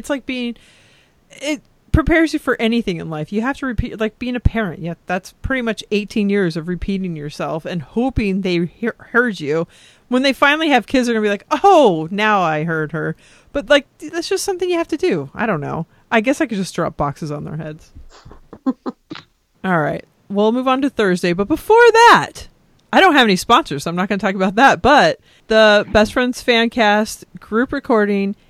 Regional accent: California, United States; moved away; also born or lived in Texas; I'm Californian

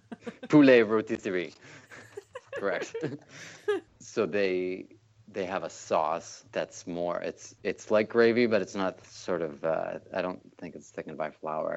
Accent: London, Ontario, Canada; Just near Toronto, London, Ontario. It's near Toronto, like sort of between Toronto and Detroit.

